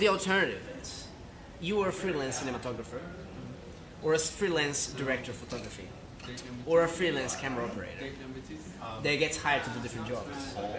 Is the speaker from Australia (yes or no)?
no; Brazil; English is a second language; moved away; I'm from Brazil, I don't really speak English very well